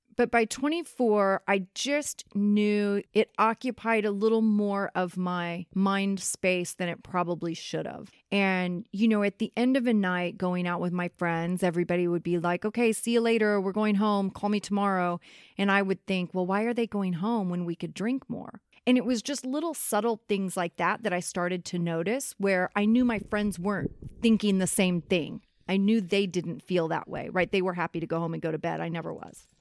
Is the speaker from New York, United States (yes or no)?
no; Kansas City, Missouri, United States; moved away as an adult; also born or lived in Los Angeles; I was born and raised in Kansas City. I lived in Los Angeles, and now I'm back in Kansas City.